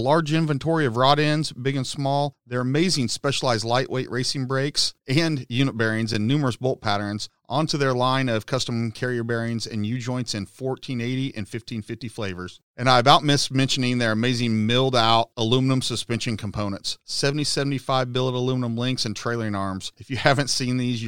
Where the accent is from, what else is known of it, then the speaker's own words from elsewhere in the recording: Kansas, United States; now in South Texas, United States; I'm from Kansas, but I live in South Texas